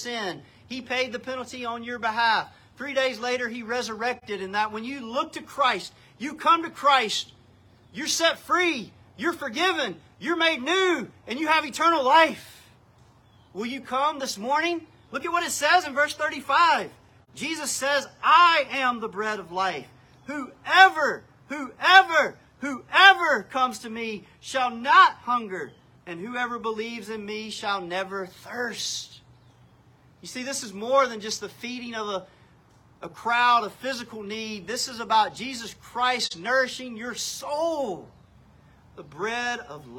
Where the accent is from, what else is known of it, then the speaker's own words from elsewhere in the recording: North Carolina, United States; I was born in North Carolina.